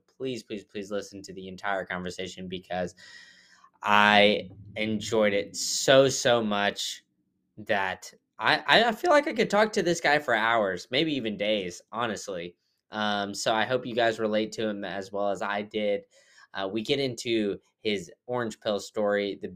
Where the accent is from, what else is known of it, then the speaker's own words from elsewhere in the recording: Austin, Texas, United States; now in Florida, United States; growing up in Austin, I always know that, Central Texas